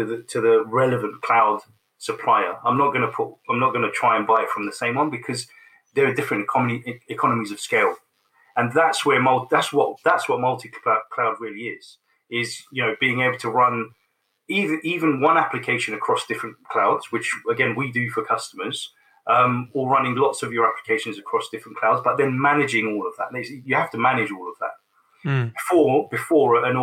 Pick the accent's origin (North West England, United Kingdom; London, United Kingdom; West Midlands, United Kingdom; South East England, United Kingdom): London, United Kingdom; it's my hometown and I grew up in London. You know, I'm a Londoner.